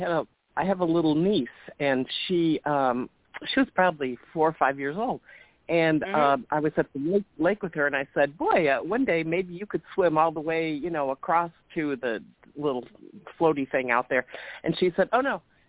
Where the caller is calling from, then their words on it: Chicago, Illinois, United States; from Chicago.